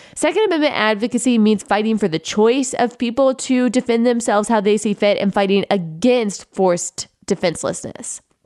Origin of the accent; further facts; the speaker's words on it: Texas, United States; I grew up in Texas